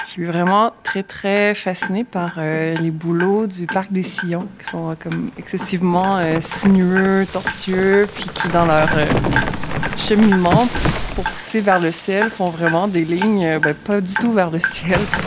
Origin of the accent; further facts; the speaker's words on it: Beauce, Quebec, Canada; now in Îles-de-la-Madeleine, Canada; j'ai grandi en Beauce